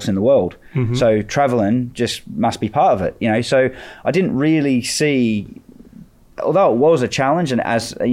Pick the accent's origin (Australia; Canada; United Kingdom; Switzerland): Australia; moved away as an adult; I'm still Australian